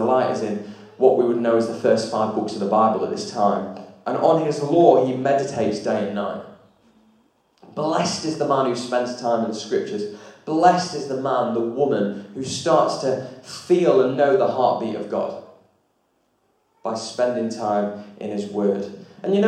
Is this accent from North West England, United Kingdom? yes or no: yes; Lancashire, North West England, United Kingdom; moved away as an adult; now in Derbyshire, United Kingdom; If I go back to Lancashire, the homeland